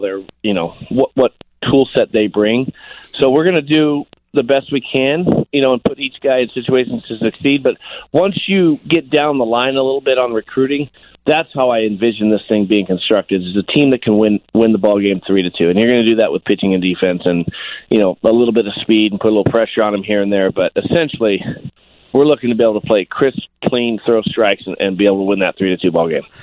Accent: Sacramento, California, United States; Sacramento State, which was my hometown

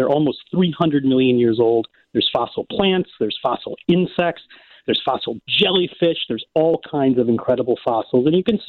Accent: Ottawa, Illinois, United States; moved away as an adult; now in Edinburgh, United Kingdom; But I grew up in Ottawa, Illinois.

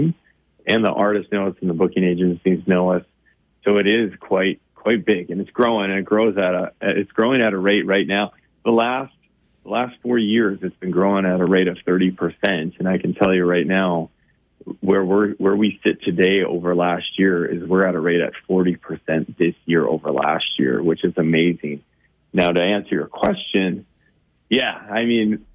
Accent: Bismarck, North Dakota, United States; I grew up in Bismarck

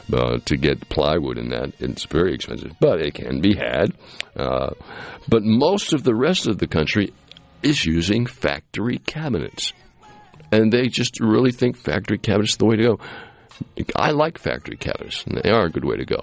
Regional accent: Cape Cod, Massachusetts, United States; now in Mississippi, United States; I grew up in Massachusetts on Cape Cod

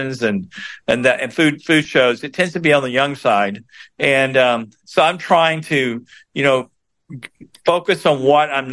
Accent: border of Georgia and Florida, United States; now in Chicago, United States; I grew up on the border of Georgia and Florida. I'm a seventh generation Floridian

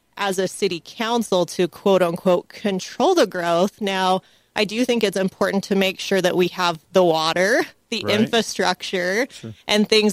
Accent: St. George, Utah, United States; I'm from here. I grew up in St. George, and I absolutely love it here

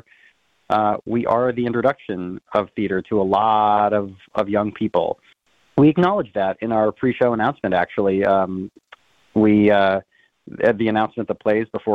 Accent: North Dakota, United States; moved away; I'm from the Midwest. I'm from North Dakota.

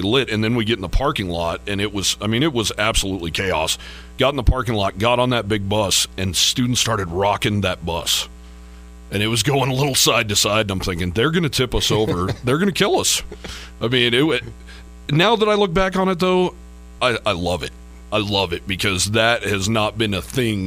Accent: Eastern Wyoming, United States; you and I are both from Wyoming. We're both from Eastern Wyoming.

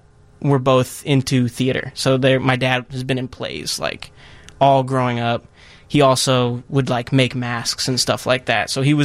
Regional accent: St. Louis Park, Minnesota, United States; Minnesota. Okay. Yeah. St. Louis Park, a little suburb outside of Minneapolis.

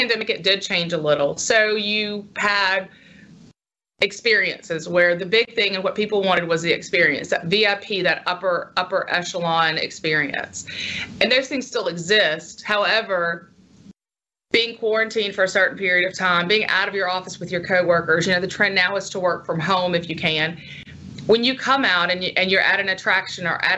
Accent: Union Church, Mississippi, United States; moved away; my hometown of Union Church, which is about 3 miles, 3 hours north of here

